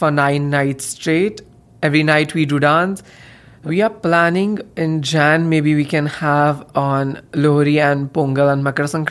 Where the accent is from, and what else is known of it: India; moved away as an adult; now in Thunder Bay, Canada